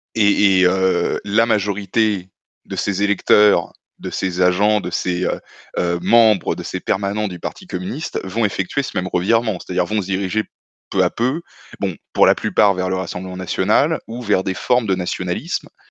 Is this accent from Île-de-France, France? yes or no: yes; Paris suburbs, Île-de-France, France; Je suis né en banlieue parisienne. J'ai grandi en banlieue parisienne, on va dire, à une vingtaine de minutes de Paris